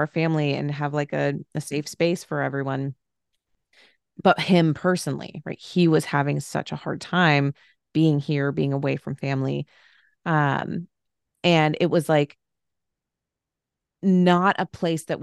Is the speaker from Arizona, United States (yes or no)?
yes; Phoenix, Arizona, United States; moved away as an adult; now in Cincinnati, United States; I am from Arizona, Phoenix area, grew up there my entire life, went to college in Flagstaff, Arizona